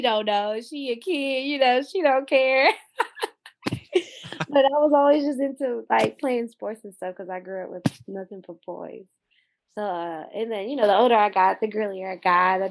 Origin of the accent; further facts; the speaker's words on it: Austin, Texas, United States; also born or lived in Springfield, Missouri; we moved out here when I was 4. So mainly all my growing up was out here.